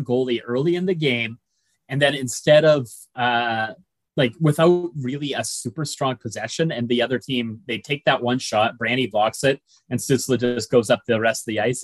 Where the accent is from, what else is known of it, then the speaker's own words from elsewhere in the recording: Sault Ste. Marie, Ontario, Canada; I'm from Sault Ste. Marie